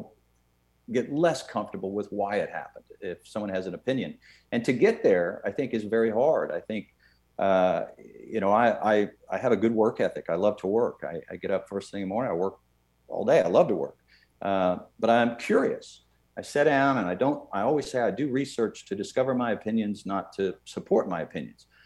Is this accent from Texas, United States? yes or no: yes; Irving, Texas, United States; I grew up in Irving, Texas in a pretty darn good decade, the 70s